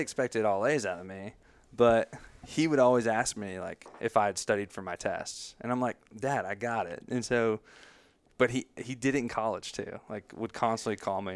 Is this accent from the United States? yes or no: yes; Greenville, United States; I was born and raised here in Greenville